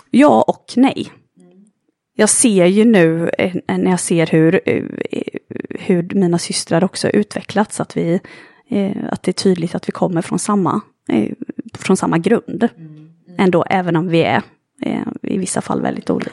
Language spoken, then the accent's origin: Swedish; Jönköping, Jönköping County, Sweden; moved away as an adult; also born or lived in Stockholm; Jag föddes i Jönköping i, i Småland för 35 år sedan. Mm. Och eh, har vuxit upp